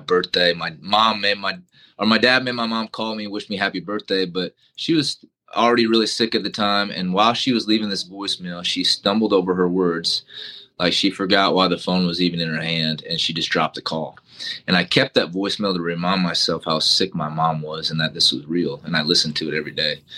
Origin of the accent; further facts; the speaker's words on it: Iowa, United States; moved away; my home state of Iowa